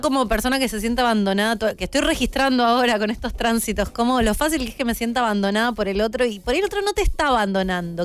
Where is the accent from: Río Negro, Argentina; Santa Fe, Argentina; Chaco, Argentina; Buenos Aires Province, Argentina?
Chaco, Argentina; Soy de Chaco